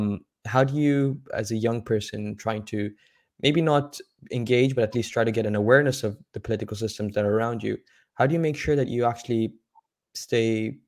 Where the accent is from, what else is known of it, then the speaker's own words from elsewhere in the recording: Saudi Arabia; now in United Kingdom; growing up in Saudi Arabia, coming from a Pakistani background, now living in the UK, kind of being like all over the place and not even kind of being able to point to back to a home